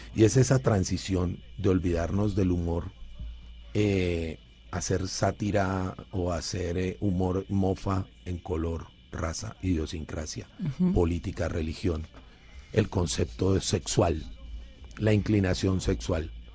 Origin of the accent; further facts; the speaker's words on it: Cali, Valle del Cauca, Colombia; carrito de balineras que le decimos en Cali